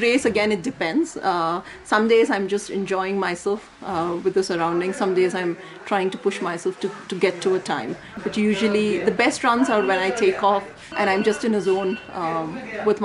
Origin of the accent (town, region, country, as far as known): India; born or raised there